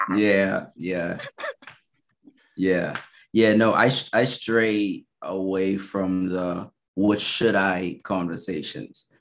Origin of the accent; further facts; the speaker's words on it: Bahamas; moved away as an adult; also born or lived in Minnesota, United States; now in Baltimore, United States; I'm from the Bahamas. Okay. So I um born and raised